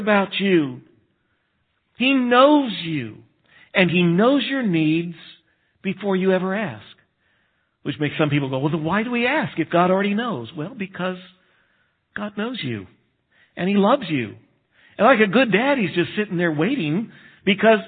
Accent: United States; I'm American

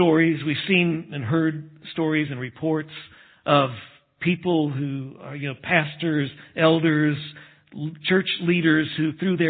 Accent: Texas, United States; moved away; I grew up in Texas

